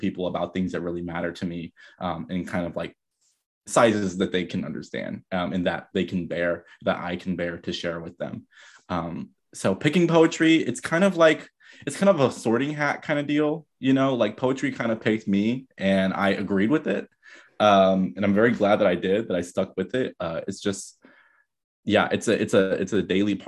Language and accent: English; San Diego, California, United States; moved away as an adult; also born or lived in Bay Area, California / East Oakland, California; now in New York, United States; I'm from San Diego, California